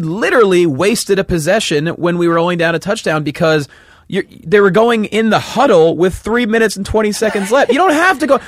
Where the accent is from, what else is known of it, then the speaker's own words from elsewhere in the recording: Pennsylvania, United States; now in Los Angeles, United States; I grew up in Pennsylvania.